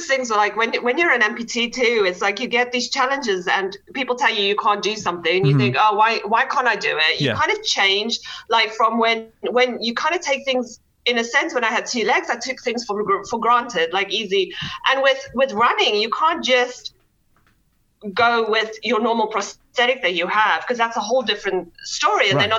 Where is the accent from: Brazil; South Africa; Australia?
South Africa; also born or lived in Netherlands / United Kingdom; now in Cary, United States; So we moved from South Africa, then we moved to Holland, lived there for a bit, and then moved to the UK. So I've got a little bit of a mixture of an accent